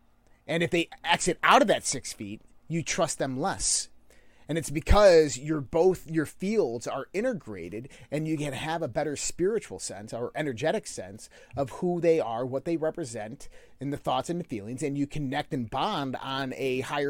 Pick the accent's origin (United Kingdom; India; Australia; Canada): United Kingdom; Scotland; Yeah. I'm from the Highlands of Scotland. … So yeah, I'm immortal.